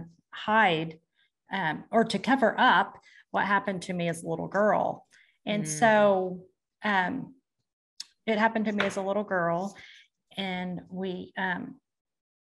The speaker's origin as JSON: {"language": "English", "town": "Hammon", "region": "Oklahoma", "country": "United States", "tie": "born or raised there", "said": "So I am from a small town in Washington, Oklahoma called Hammond, Oklahoma. I'm a farm girl."}